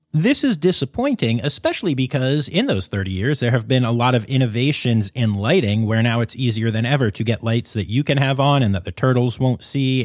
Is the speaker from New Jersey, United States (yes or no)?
no; Pennsylvania, United States; born or raised there; moved away